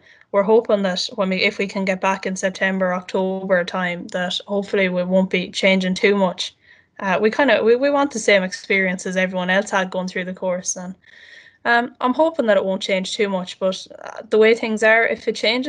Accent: Castlebar, Connacht, Ireland; I'm from Castlebaran, County Mayo.

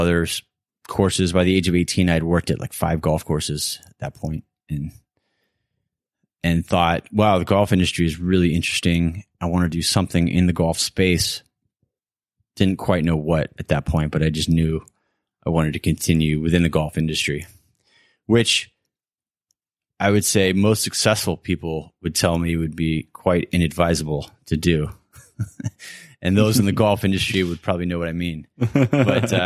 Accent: West Coast of the United States, United States; Growing up on the West Coast of the States

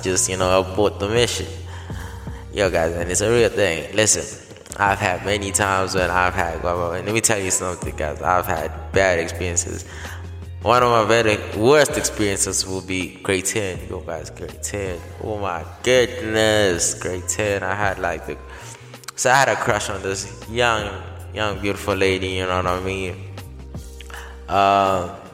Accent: South Africa; I was born and raised in South Africa

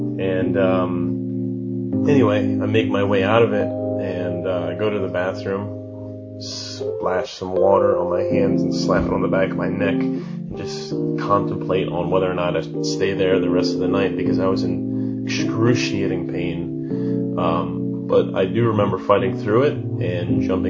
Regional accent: Philadelphia, Pennsylvania, United States; I'm from Philly

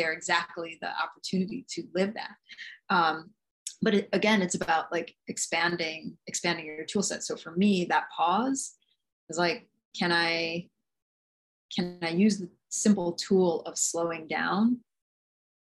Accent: New York City, New York, United States; moved away as an adult; also born or lived in Nagasaki Prefecture, Japan; I was born in Jamaica, Queens in New York City to two East Indian immigrant parents

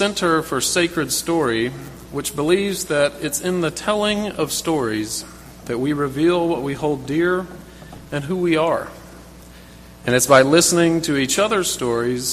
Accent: South Carolina, United States; When I was a child growing up in South Carolina

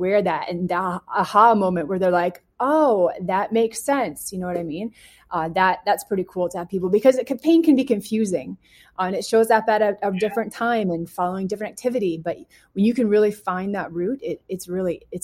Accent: Canada; moved away; I'm from Canada

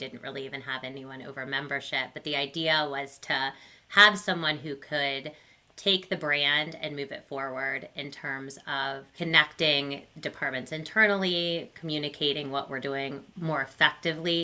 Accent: Ohio, United States; also born or lived in Indiana; I grew up in Ohio. I'm an Ohio native

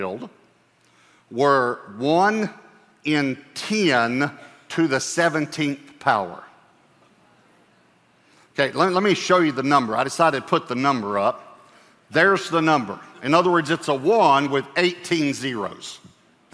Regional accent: Texas, United States; I'm a Texan

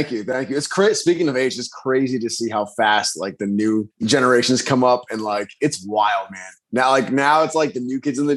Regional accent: Rhode Island, United States; also born or lived in Virginia; I was born and raised in Rhode Island, but then I did move out of state and I lived down in Virginia for a little bit. But hmm. then I, I ended up moving back to Rhode Island.

